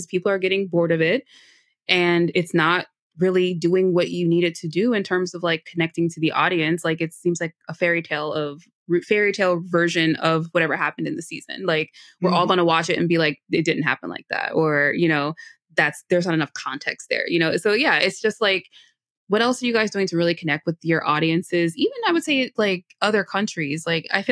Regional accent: United States; In my own country

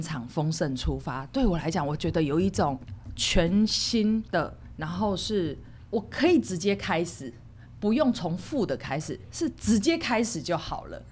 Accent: Hualien County, Taiwan; 因为我是花莲人，我们旁边就是附近就是慈济

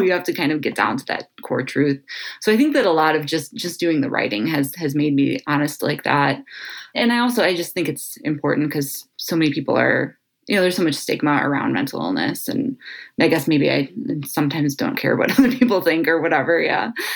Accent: Cleveland, Ohio, United States; I was born and raised here in Cleveland, Ohio, lifelong Clevelander

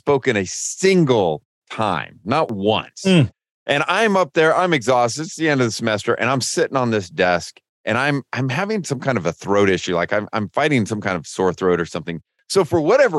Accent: Lodi, California, United States; now in Lookout Mountain, United States; I'm from Lodi, California, near Sacramento

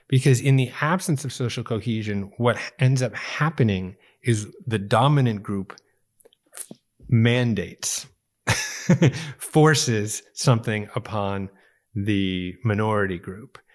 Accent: Chicago, Illinois, United States; I was born in Chicago, too.

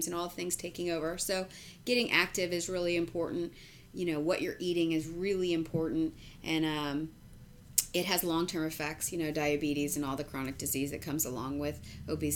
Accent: Texas, United States; I'm a Texan

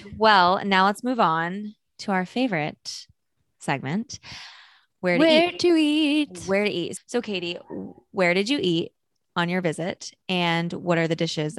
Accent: North Carolina, United States; we're from North Carolina, from the South.

